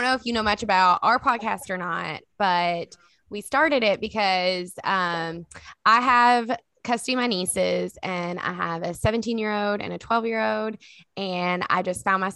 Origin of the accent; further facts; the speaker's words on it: Kentucky, United States; So we are from Kentucky. We grew up together, actually.